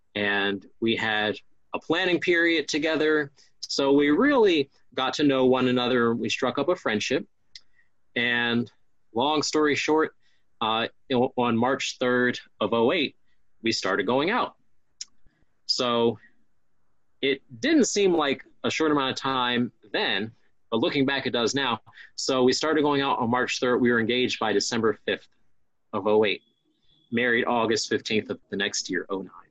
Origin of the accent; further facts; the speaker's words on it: Upper Marlboro, Maryland, United States; also born or lived in Forestville, Maryland; I went to Catholic school from elementary school at St. Mary the Assumption in Upper Marlboro, Maryland, to Bishop McNamara High School in Forestville, Maryland